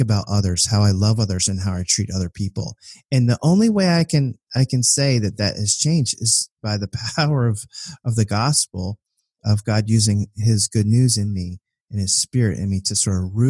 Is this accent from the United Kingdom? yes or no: no; Richmond, Virginia, United States; growing up in Richmond, Virginia, which was the capital of the Confederacy